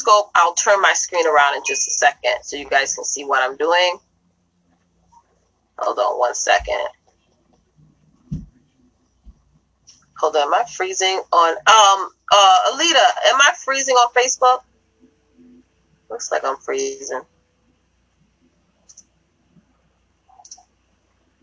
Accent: New York, United States; I'm a New Yorker at heart. I talk the way I talk.

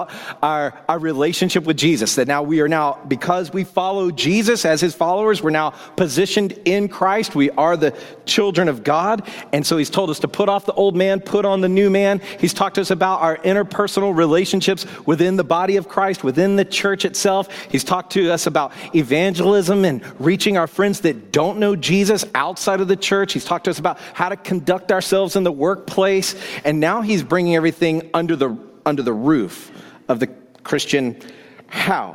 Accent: Woodstock, Georgia, United States; moved away as an adult; also born or lived in London; now in Seattle, United States; I grew up in Woodstock, Georgia

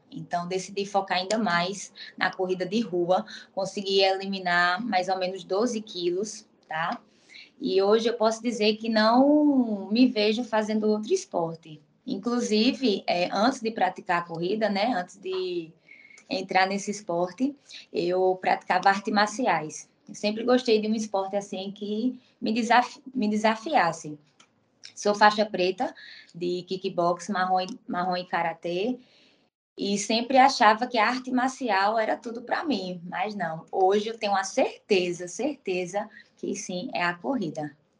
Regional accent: João Pessoa, Paraíba, Brazil; also born or lived in Campina Grande; Sou de João Pessoa, nasci em Campina Grande

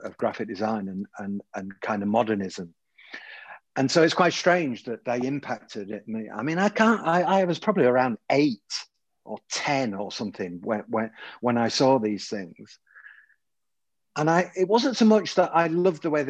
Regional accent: Manchester, North West England, United Kingdom; now in London, United Kingdom; I'm from Manchester, but I live in London.

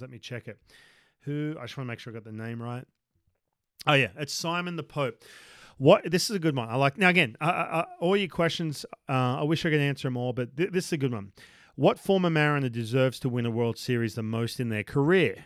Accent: Newcastle, New South Wales, Australia; moved away; my hometown uh, up in Newcastle

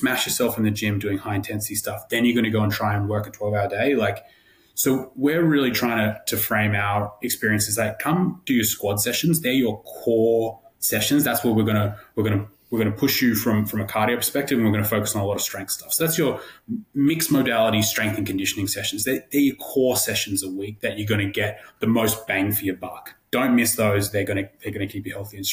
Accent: Australia; moved away as an adult; now in New York, United States; being an Australian

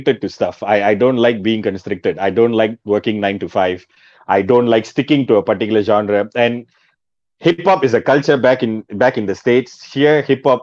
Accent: Kuala Lumpur, Malaysia; we are all from Sentul. I'm a Sentulian.

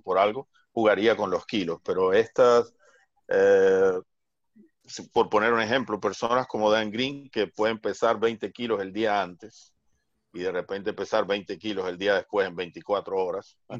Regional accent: Barranquilla, Atlántico, Colombia; Barranquilla, que es mi ciudad natal

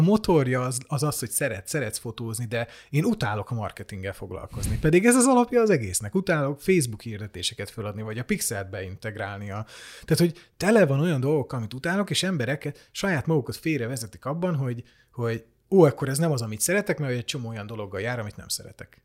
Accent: Hungary

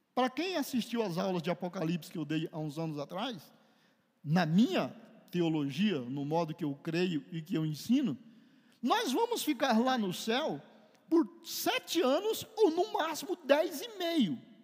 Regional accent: Brazil; nós fomos, somos brasileiros, criados aqui

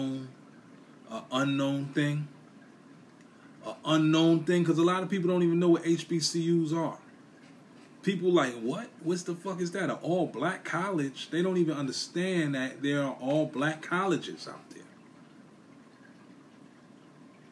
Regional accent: New York City, New York, United States; I'm from Brooklyn

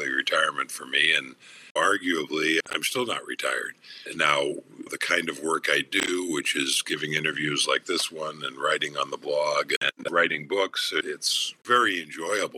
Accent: United States; growing up in the United States and living in the United States

